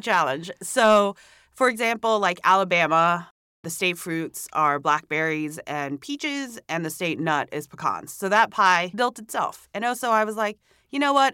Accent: Hong Kong; moved away as an adult; also born or lived in Singapore / Savannah, Georgia, United States; now in New York City, United States; I was born in Singapore, but I grew up in Hong Kong

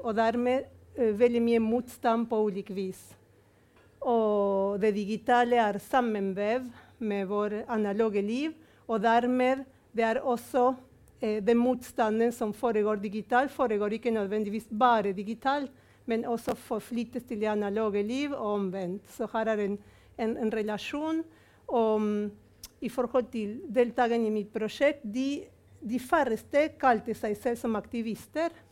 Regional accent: Argentina; now in Norway; som argentiner, som ble født under militærdiktatur

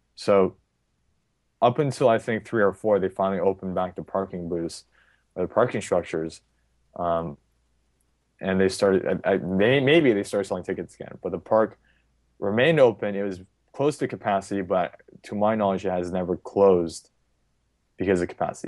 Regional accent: California, United States; I'm from California

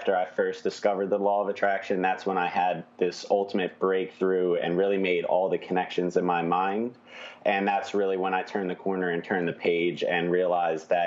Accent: New Jersey, United States; now in Philadelphia, United States; I'm from South Jersey, so right outside the city of Philly

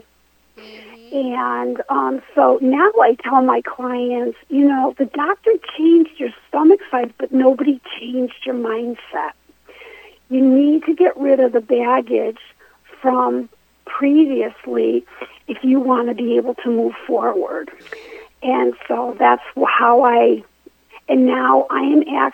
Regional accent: Connecticut, United States; I grew up actually in Connecticut

